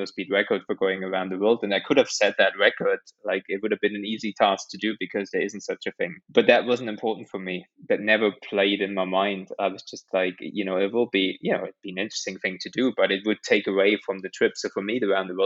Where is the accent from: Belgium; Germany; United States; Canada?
Germany; now in United Kingdom; I grew up in Germany